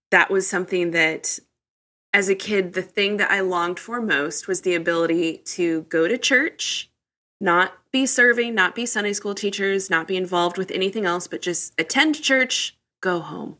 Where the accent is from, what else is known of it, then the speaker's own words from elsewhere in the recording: Midwest, United States; I grew up in the Midwest